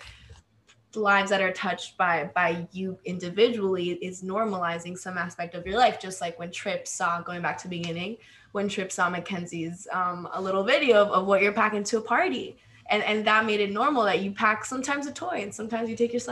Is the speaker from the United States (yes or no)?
no; Argentina; English is a second language; moved away; I grew up in Argentina and we don't have a word for queer